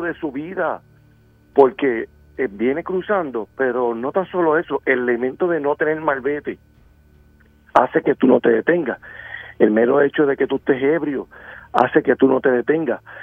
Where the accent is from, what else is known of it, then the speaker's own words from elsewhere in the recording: Bayamón, Puerto Rico; Yo soy residente de Bayamón y, muy cerca del pueblo de Bayamón